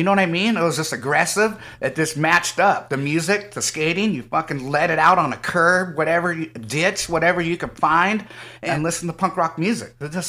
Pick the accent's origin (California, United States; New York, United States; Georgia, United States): California, United States; Modesto; also born or lived in Antioch / Santa Cruz; I was born in Antioch. {S5} Oh. {S3} And then I went to Modesto till like fifth, sixth grade, and then I jammed it to Santa Cruz.